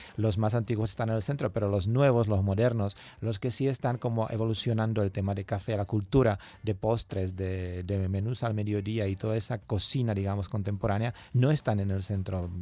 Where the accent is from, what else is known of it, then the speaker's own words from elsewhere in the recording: Czechia; Salimos como latinos de, de, la Europa del Este